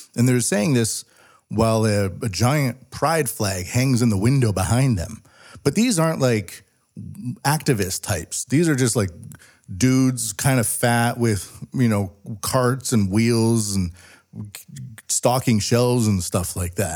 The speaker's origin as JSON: {"language": "English", "area": "West Coast of Canada", "region": "British Columbia", "country": "Canada", "tie": "born or raised there", "moved": "as an adult", "lives_now": "Japan", "said": "I grew up a lot in the West Coast, and I left it behind in, like, two thousand six."}